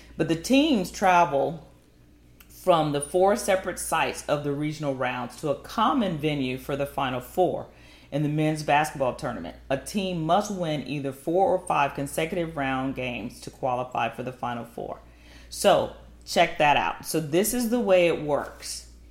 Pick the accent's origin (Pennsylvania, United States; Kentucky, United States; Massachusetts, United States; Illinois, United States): Illinois, United States; Chicago; now in Texas, United States; I'm from Chicago